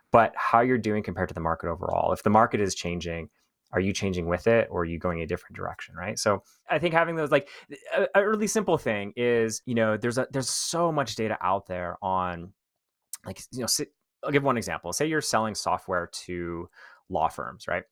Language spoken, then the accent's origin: English; Canada; also born or lived in Thailand; I'm Canadian